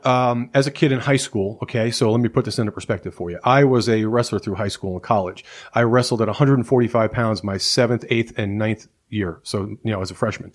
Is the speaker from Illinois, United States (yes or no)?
no; New Jersey, United States; moved away as an adult; I grew up in Jersey